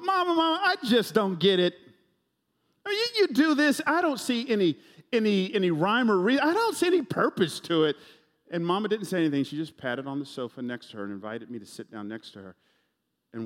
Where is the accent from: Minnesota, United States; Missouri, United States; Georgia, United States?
Georgia, United States; Atlanta; I grew up in Atlanta, home of the world champion Braves